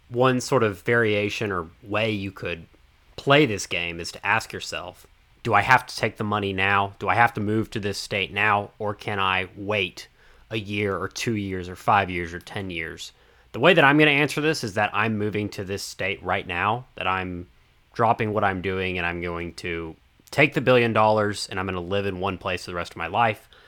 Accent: Dallas, Texas, United States; I'm from the Dallas area

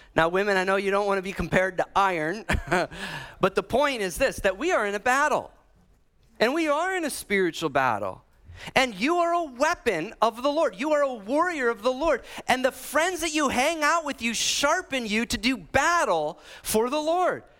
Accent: Illinois and Iowa, Midwest, United States; accent: Midwest; moved away; I'm from Illinois uh, and Iowa.

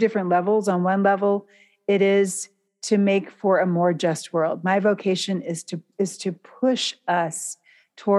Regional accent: United States; as an American

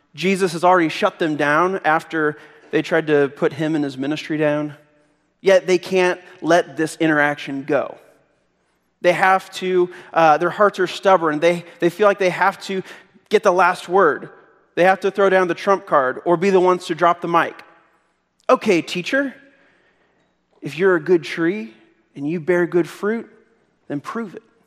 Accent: Missouri, United States; I'm from Missouri

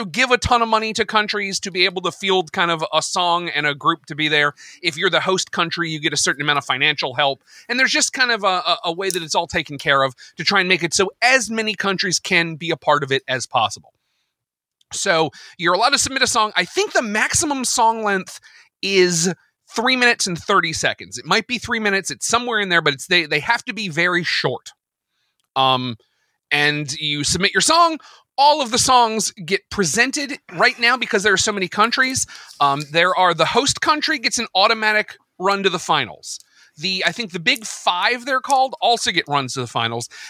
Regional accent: United States; as an American

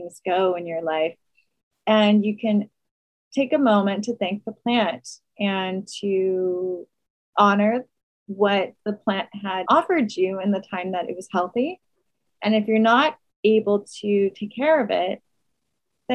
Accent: New York City, New York, United States; being a New Yorker

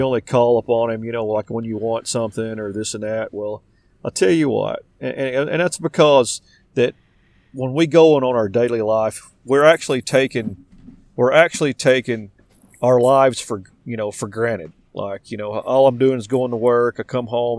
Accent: Arkansas, United States; I'm from Arkansas

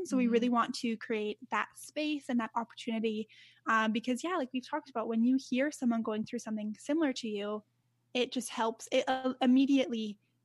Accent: Canada; I'm Canadian. Like I was born here and my family, like my parents were Canadian

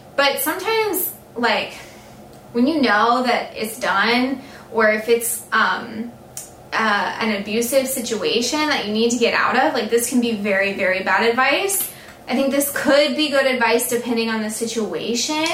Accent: the South, United States; I'm from the South

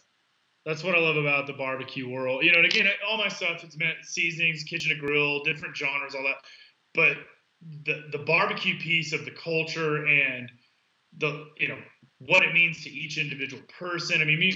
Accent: Texas, United States; I grew up in Texas. I call it the South. Some people don't. But I grew up in the South. We eat for sport.

